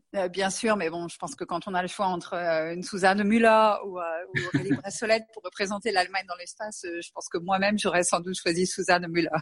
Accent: Angers, Pays de la Loire, France; moved away as an adult; now in Munich, Germany; je suis d'Angers. Je suis née à Angers

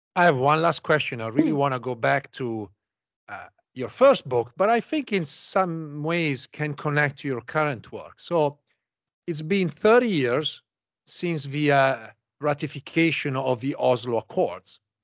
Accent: Italy; now in United States; I'm originally from Italy.

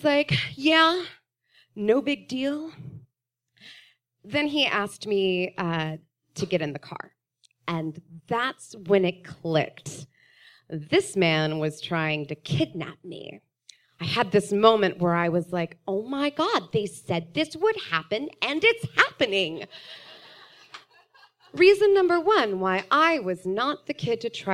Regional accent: Austin, Texas, United States; I grew up here in Austin, which these days makes me a unicorn

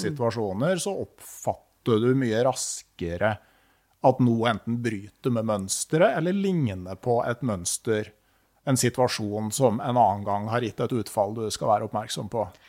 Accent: Gausdal, Innlandet, Norway; Jeg vokste opp i Gausdal, hvor du lærer deg å svømme i elva

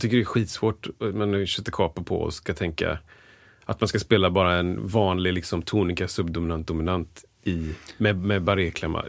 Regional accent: Gothenburg, Västra Götaland, Sweden; jag sjöng i kör när jag var liten i Göteborgs Gosskör

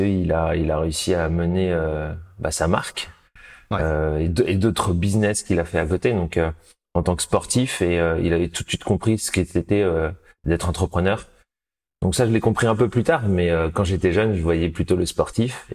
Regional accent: Chambourcy, Île-de-France, France; je suis né euh, en région parisienne, dans les Yvelines, à Chambourcy exactement

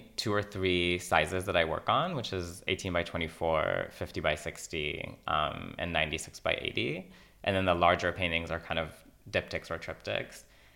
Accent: Yokneam, Northern District, Israel; you know, Fire Island and where I grew up in Yokneam, like facilitated that connection.

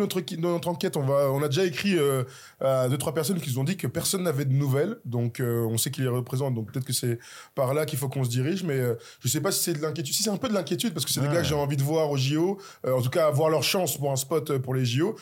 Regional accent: France; nous sommes français

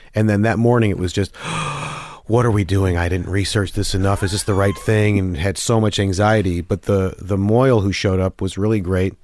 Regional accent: Detroit, Michigan, United States; also born or lived in Chicago; now in New York, United States; suburban Detroit is

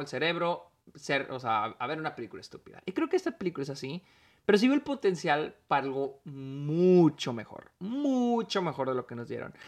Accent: Mexico; soy mexicano

